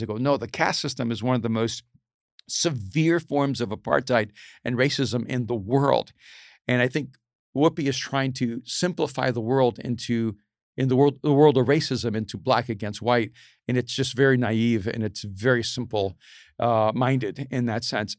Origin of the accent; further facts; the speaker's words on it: El Salvador; I'm from El Salvador